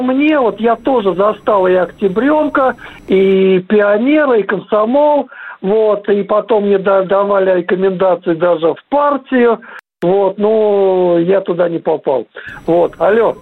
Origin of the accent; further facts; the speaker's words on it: Pyatigorsk, Stavropol Krai, Russia; also born or lived in Kherson; я из Пятигорска, можно сказать